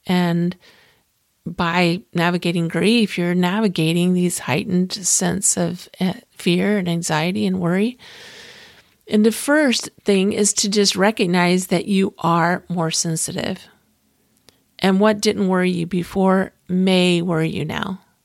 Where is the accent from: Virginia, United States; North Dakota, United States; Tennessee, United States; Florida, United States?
Florida, United States; Clearwater; I grew up in Clearwater, Florida